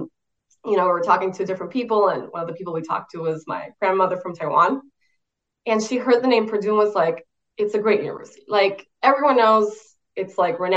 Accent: San José, Costa Rica; moved away as an adult; now in United States; I'm originally from San Jose, Costa Rica, in Latin America, above Panama

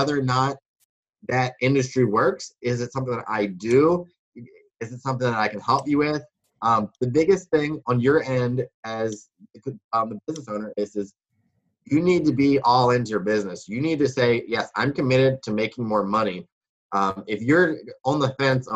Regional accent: Baltimore, Maryland, United States; also born or lived in Wisconsin; I grew up in Baltimore. Or Baltimore, Maryland, as people like to say

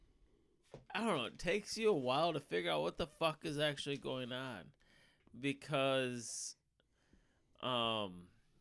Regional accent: Michigan, United States; we're all from Michigan

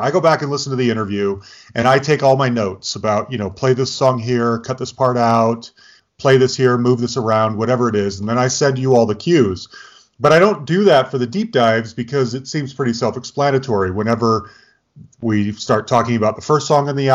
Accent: Utah, United States; also born or lived in Bay Area, California; growing up in Utah, we were right at the mouth of Little Cottonwood Canyon

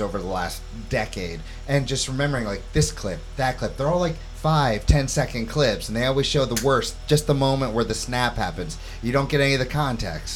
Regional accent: St. Louis, Missouri, United States; also born or lived in New York City; now in Hammonton, United States; grew up in St. Louis, Missouri

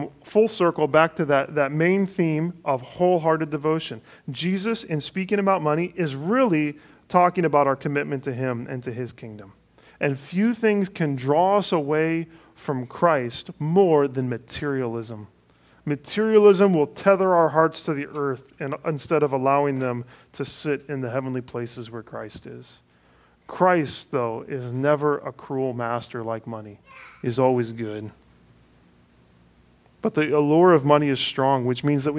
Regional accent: Cleveland, Ohio, United States; moved away; Cleveland is my hometown

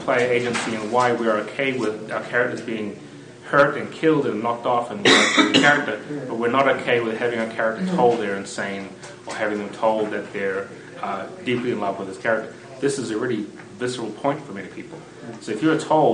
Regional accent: New Zealand; moved away as an adult; now in United States; I grew up in New Zealand

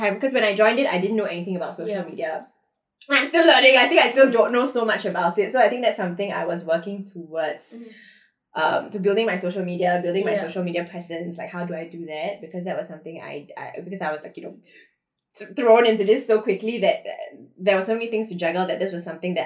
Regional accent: India; I'm Indian

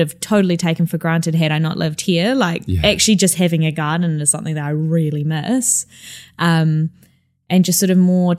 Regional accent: Christchurch, Canterbury, New Zealand; now in London, United Kingdom; I come from Christchurch, which is in the middle of the South Island.

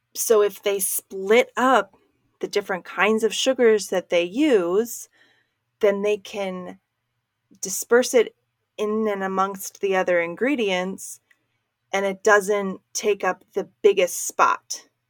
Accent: Maryland, United States; moved away; where I grew up in Maryland

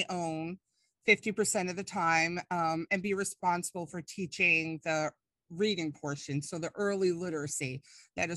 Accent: Long Island, New York, United States; now in Tennessee, United States; I'm originally from Long Island, New York. So sometimes when I'm teaching or talking with somebody, I will like lapse into my language of the past

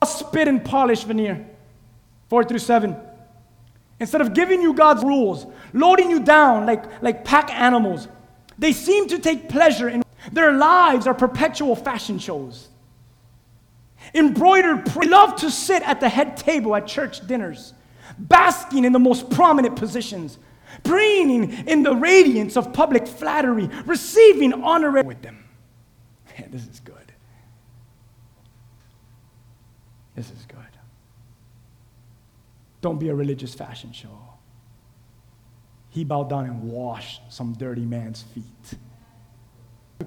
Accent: Key West, Florida, United States; My hometown, Key West

